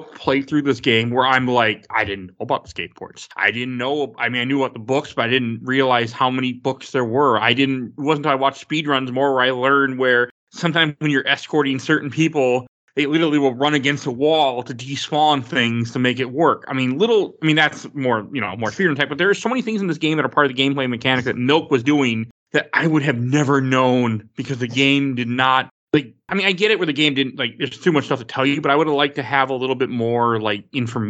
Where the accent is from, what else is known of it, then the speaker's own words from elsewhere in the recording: Minnesota, United States; I'm normally from Minnesota